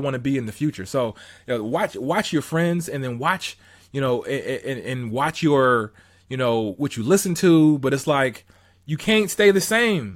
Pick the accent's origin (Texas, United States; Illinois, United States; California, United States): California, United States; Southern; I'm from Southern, Southern California